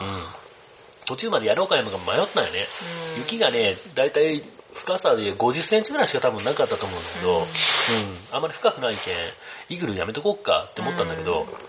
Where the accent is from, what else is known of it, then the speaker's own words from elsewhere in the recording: Hiroshima, Japan; accent: Hiroshima dialect; 俺もね、あの、広島弁のことについて結構いろんな人から言われる